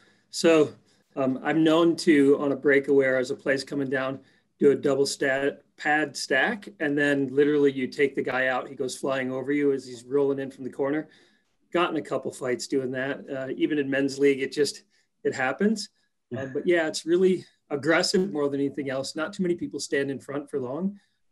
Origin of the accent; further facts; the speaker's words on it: Minnesota, United States; So I grew up in Minnesota